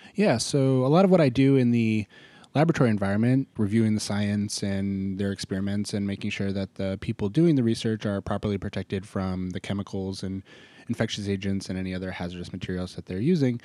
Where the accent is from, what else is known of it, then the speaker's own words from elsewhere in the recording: Maine, United States; also born or lived in Boston; now in Tennessee, United States; I grew up in Maine